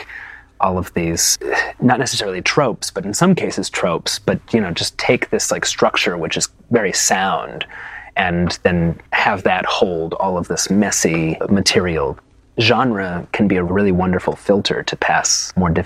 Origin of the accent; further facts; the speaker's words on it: Santa Fe, New Mexico, United States; also born or lived in New York; I was born in New York, but I grew up in New Mexico primarily. That's where I spent my adolescence, in Santa Fe, New Mexico